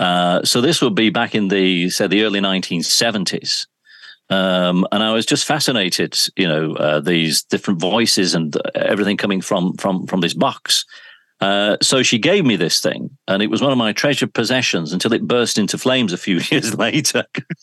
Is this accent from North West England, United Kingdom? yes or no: yes; Oldham, North West England, United Kingdom; also born or lived in Shaw / Yorkshire; I was born in Oldham. So I'm from Oldham, across the Pennines, and of course spent a great deal of my broadcast life in Yorkshire.